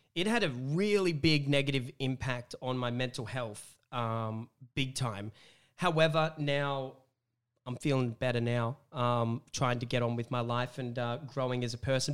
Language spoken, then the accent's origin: English; Wollongong, New South Wales, Australia; I'm from Wollongong, um, and coming up from Wollongong all the way to coming Sydney